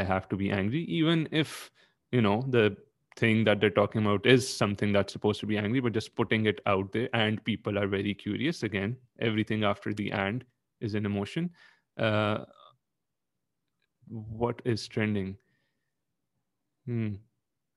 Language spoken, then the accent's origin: English; Pakistan; I am Pakistani.